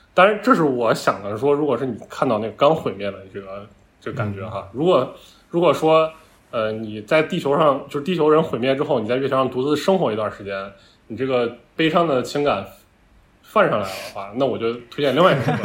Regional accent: Northwest China, China; 我本身是一个 于田的老乡嘛，我是个西北人

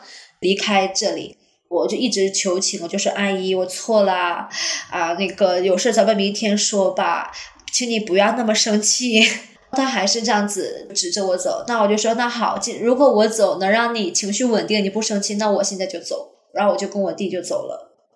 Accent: Jilin, China; moved away as an adult; now in Singapore; 我是八零后。目前我的职业是一位教师，我的老家是来自吉林东北。我现在身处新加坡，我来新加坡十三年了

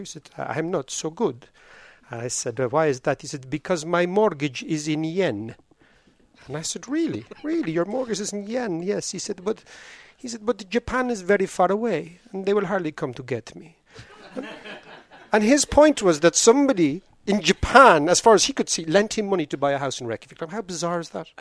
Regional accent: Ireland; I grew up in Ireland

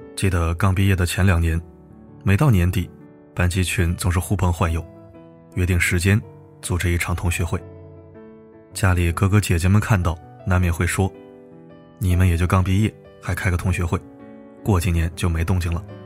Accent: northern China, China; 我是北方人，在南方上大学

